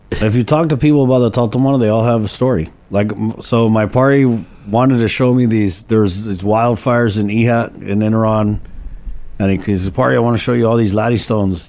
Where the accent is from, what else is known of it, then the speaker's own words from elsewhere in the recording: Guam; we grew up in Molesto and Canani Road